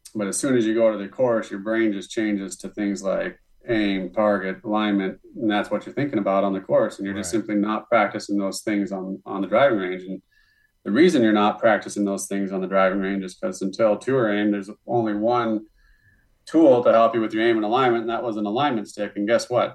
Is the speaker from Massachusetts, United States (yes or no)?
no; Montana, United States; also born or lived in Denison, Texas; now in Carlsbad, United States; I'm from Montana